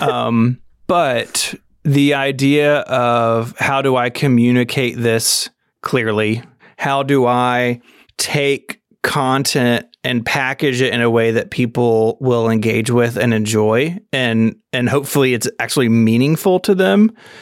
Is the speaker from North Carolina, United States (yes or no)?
no; Memphis, Tennessee, United States; I'm from Memphis, Tennessee, born and raised here